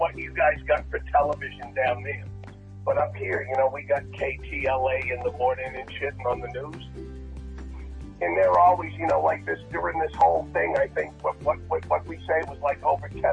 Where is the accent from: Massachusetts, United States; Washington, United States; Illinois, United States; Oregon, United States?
Massachusetts, United States; Martha's Vineyard; now in Los Angeles, United States; Martha's Vineyard, I was one of the poor kids.